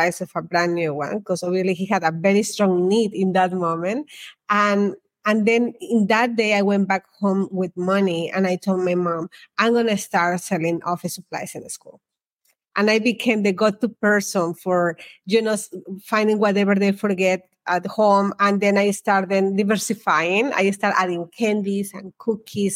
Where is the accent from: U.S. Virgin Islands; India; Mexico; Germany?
Mexico; moved away as an adult; I was born in Mexico, and in that country, we don't have school loans